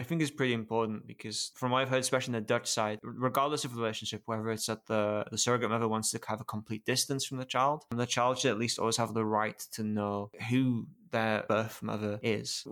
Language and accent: English; United Kingdom; being British